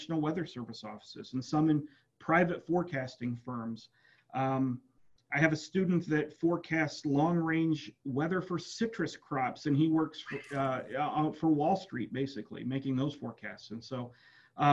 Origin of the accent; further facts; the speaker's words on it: West Central Illinois, United States; moved away as an adult; now in Starkville, United States; I'm from West Central Illinois. My undergraduate degree is from Western Illinois University in meteorology.